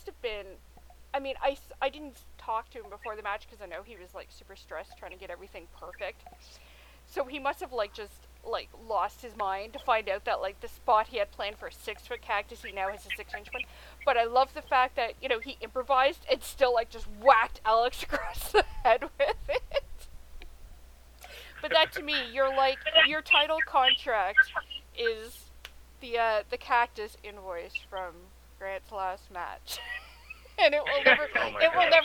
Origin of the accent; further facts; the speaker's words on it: Canada; I am Canadian